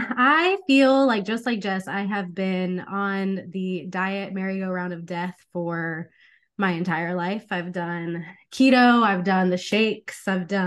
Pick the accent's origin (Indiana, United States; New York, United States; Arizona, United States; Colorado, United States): Arizona, United States; I mean, I'm from Arizona.